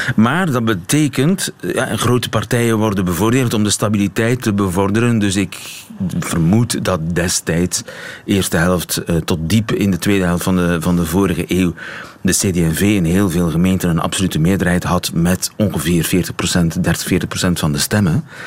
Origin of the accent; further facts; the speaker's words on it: Ghent, Flanders, Belgium; Als Gentenaar zit ik mij ook af te vragen